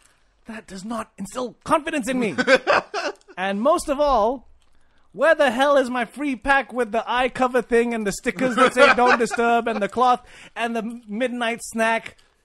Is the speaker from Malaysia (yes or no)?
yes; Malaysia; I'm Malaysian.